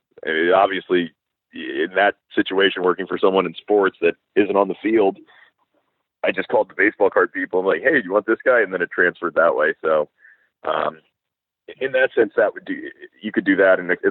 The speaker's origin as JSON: {"language": "English", "region": "South Florida", "country": "United States", "said": "I'm from South Florida where everyone's Jewish"}